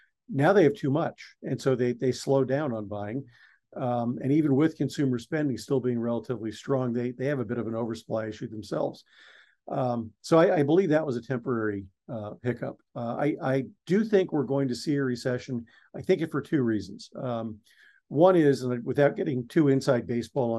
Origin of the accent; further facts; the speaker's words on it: East Coast, United States; I grew up on the East Coast